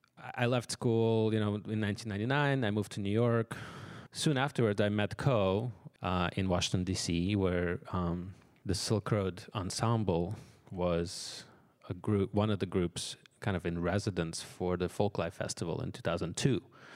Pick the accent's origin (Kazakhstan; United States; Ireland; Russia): Russia; Moscow; born there; English is a second language; I was born in Russia, in Moscow, into a family of musicians.